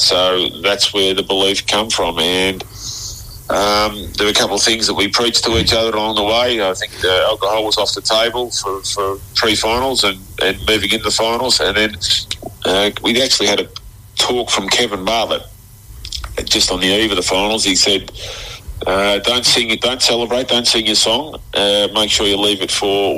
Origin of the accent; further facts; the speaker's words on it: Keilor, Victoria, Australia; Keilor Football Club, where I was from.